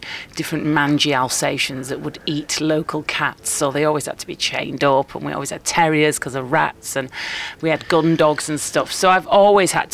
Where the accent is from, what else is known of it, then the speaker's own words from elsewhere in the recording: Bolton, North West England, United Kingdom; growing up in Bolton